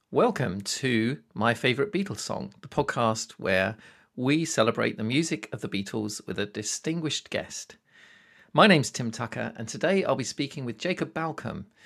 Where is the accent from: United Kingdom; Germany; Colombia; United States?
United Kingdom; I'm a Brit